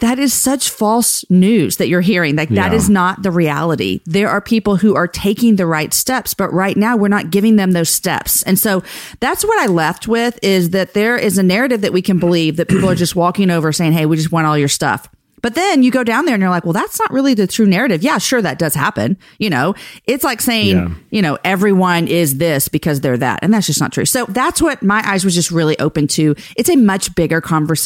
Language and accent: English; Houston, Texas, United States; I grew up in Houston